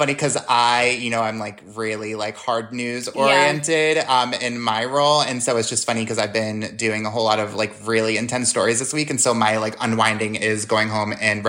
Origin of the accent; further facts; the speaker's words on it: New York, United States; moved away; I'm from New York